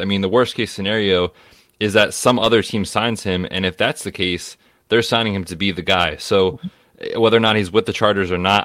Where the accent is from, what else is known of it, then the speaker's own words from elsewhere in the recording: Pennsylvania, United States; I'm a PA guy. I grew up in Pennsylvania